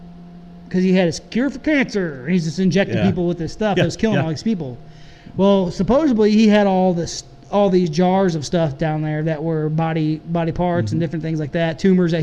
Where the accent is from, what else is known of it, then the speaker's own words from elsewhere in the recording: Rolla, Missouri, United States; it's in my hometown.